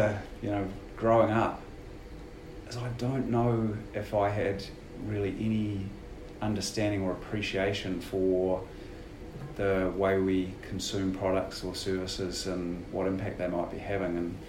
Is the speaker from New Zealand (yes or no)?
yes; New Zealand; moved away as an adult; also born or lived in United States; I was a Kiwi coming home.